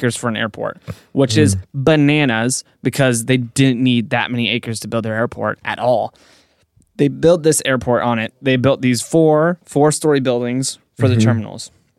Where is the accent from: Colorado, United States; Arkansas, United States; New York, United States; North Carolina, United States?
Colorado, United States; Denver; I grew up in the Denver area.